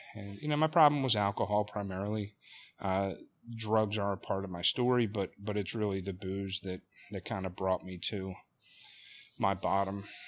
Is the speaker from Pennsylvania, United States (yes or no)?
yes; Delaware County, Pennsylvania, United States; I'm from Delaware County, Pennsylvania, not too far from, from where we sit